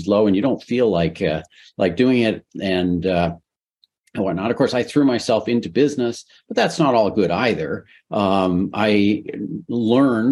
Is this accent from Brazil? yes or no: no; Canada; So I'm Canadian.